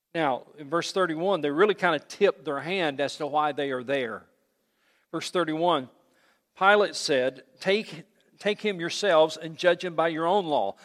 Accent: United States; I love this country, but I am a Christian before I'm an American

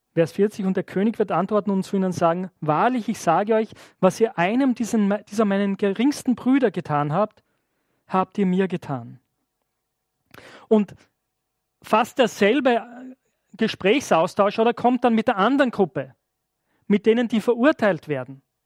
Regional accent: Austria; als Österreicher

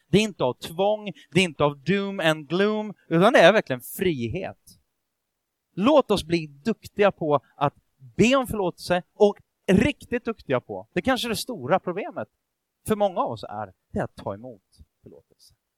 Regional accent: Sweden; Vi är ju ändå svenskar

